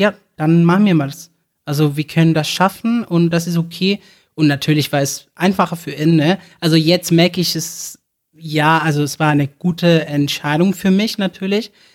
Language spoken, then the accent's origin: German; Barcelona, Catalonia, Spain; first language Spanish; German is a second language; moved away as an adult; now in Cologne, Germany; ich komme ursprünglich aus Barcelona, Spanien. Ähm, ich lebe jetzt seit November in Deutschland, in Köln.